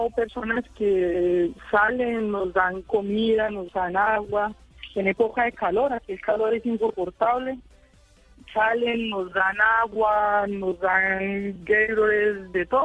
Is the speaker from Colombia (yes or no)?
yes; Villavicencio, Meta, Colombia; moved away as an adult; also born or lived in Bogotá; now in Dallas, United States; no le gustó nunca salir de, de la ciudad de donde